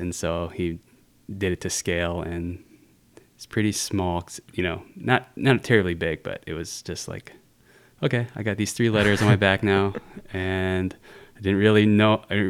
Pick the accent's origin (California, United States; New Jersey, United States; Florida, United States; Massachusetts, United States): California, United States; Riverside; I was born and raised in like near Riverside, California